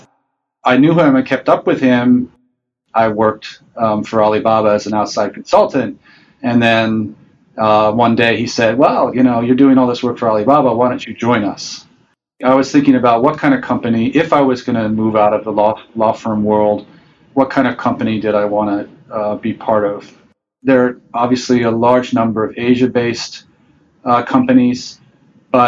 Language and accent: English; Cambridge, Massachusetts, United States; moved away as an adult; also born or lived in Taiwan / Hong Kong; I grew up in Cambridge, Massachusetts, in the northeast of the U.S.